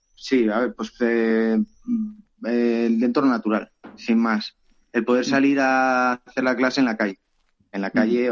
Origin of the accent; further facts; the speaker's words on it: Teruel, Aragon, Spain; also born or lived in Cuevas de Cañaveras; yo soy de Teruel